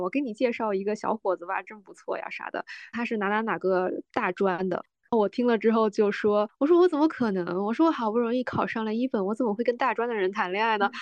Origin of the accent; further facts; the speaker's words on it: Northeast China, China; 我生长的环境是我在 ，呃，东北一个特别小的城市